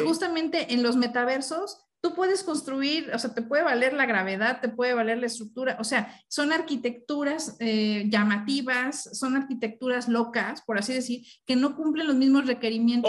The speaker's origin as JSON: {"language": "Spanish", "region": "Mexico City", "country": "Mexico", "moved": "yes", "lives_now": "Monterrey, Mexico", "said": "yo estoy aquí en Monterrey, que soy chilanga, pero estoy vivo aquí en Monterrey"}